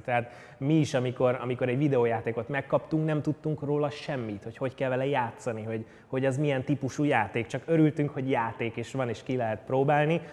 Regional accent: Budapest, Hungary; 1991. augusztus 11-én születtem a Békás-megyeri lakótelepnek a romantikus gyönyörébe, és ott is töltöttem körülbelül 20 évet édesanyámmal és édesapámmal

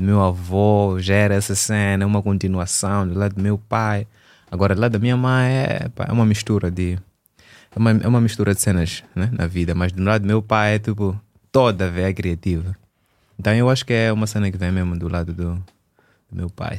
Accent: Maputo, Mozambique; also born or lived in Eswatini; eu sou de Maputo, sou natural de Maputo

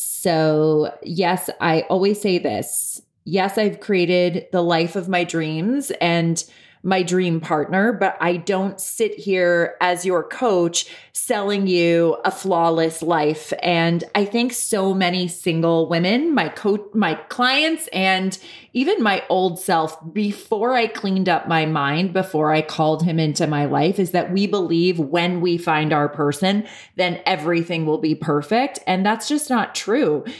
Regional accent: New York, United States; moved away as an adult; also born or lived in Los Angeles, United States; now in Santa Barbara, United States; I'm an Irish New Yorker living in La La Land

